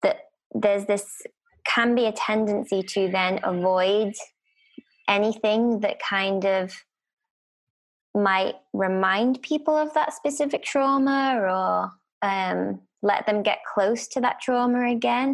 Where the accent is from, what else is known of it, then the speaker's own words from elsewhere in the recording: United Kingdom; As a Brit